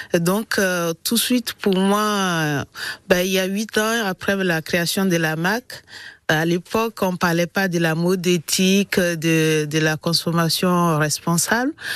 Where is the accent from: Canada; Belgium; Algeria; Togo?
Togo; now in Montpellier, France; je suis née euh, précisément au Togo, en Afrique